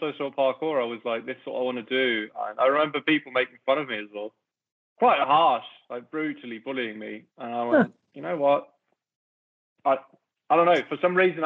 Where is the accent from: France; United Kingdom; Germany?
Germany; around Frankfurt, Hesse; I grew up around Frankfurt